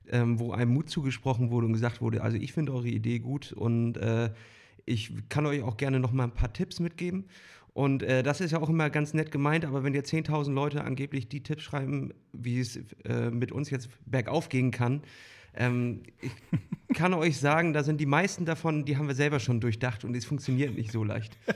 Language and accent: German; Northern Germany, Germany; Hallihallo oder wie man bei uns im Norden sagt, moin moin.